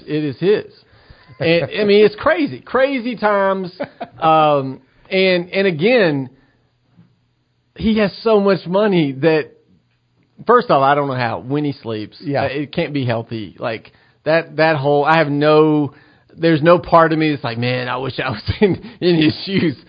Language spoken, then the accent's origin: English; United States; as an American